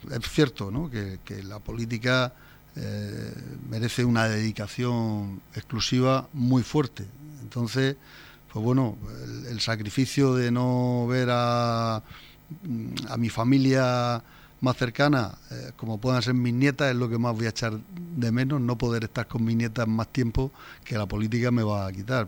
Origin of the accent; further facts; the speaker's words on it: Torre Pacheco, Region of Murcia, Spain; moved away as an adult; also born or lived in Madrid; me casé muy joven con una murciana, la cual la convertí en pachequera, porque nos vinimos a vivir aquí